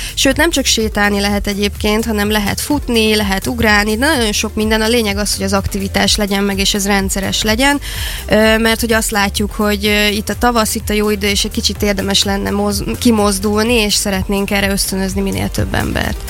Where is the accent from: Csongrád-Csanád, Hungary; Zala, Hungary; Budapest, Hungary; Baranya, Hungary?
Csongrád-Csanád, Hungary; Szeged; a szülővárosom felé fordultam